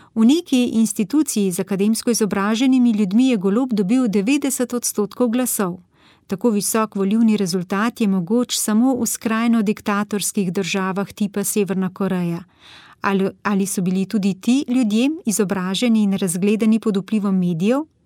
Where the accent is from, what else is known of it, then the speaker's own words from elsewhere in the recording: Slovenia; smo Slovenci